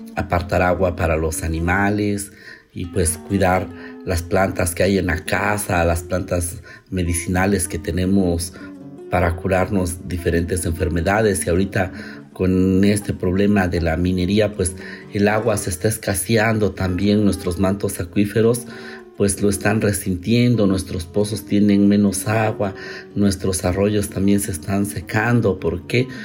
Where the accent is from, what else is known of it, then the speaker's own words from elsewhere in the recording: Santa Catarina Minas, Oaxaca, Mexico; soy de Santa Catarina Minas, Ocotlán. Soy chigul tradicional o también se puede decir que es como el encargado de realizar las ceremonias comunitarias de mi pueblo